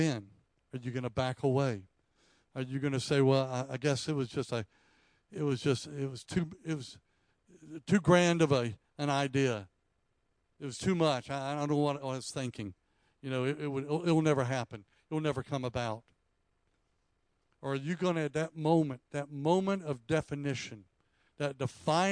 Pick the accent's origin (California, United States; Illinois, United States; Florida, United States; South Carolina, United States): South Carolina, United States; I grew up in South Carolina